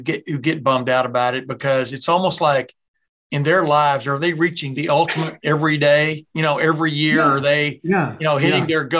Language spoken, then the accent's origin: English; Alabama, United States; also born or lived in Texas; now in Ohio, United States; I grew up in Alabama and in Texas and moved up here in 76, but to Ohio.